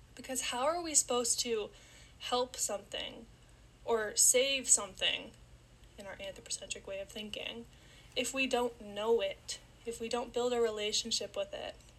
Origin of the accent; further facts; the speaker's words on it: Niagara Falls, Ontario, Canada; I was born and raised in Niagara Falls, Canada